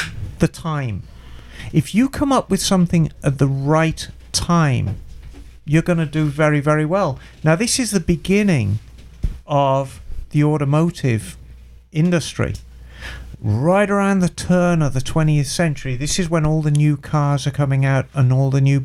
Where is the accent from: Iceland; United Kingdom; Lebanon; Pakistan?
United Kingdom; Birmingham, West Midlands; moved away as an adult; my hometown in Birmingham